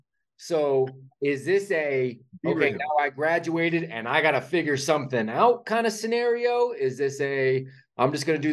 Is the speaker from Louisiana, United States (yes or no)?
no; California, United States; so I grew up in Northern California.